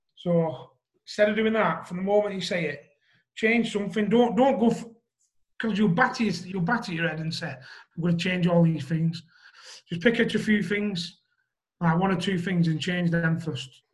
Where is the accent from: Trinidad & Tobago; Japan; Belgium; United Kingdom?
United Kingdom; Wigan, North West England; I'm from Wigan